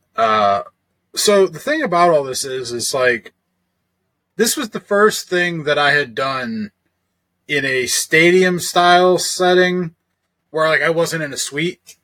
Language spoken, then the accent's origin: English; Ohio, United States; me being from Ohio